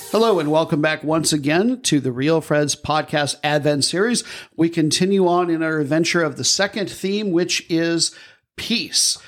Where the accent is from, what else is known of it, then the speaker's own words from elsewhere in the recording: Midwest, United States; now in Southern United States, United States; I'm from the Midwest